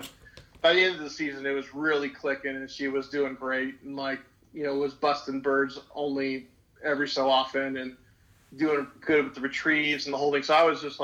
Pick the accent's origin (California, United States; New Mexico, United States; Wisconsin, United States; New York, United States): California, United States; coastal; I was born and raised in California, in a non-hunting family